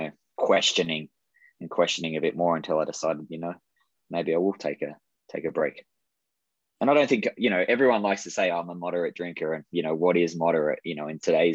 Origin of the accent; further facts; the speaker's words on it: Australia; moved away; I grew up in Australia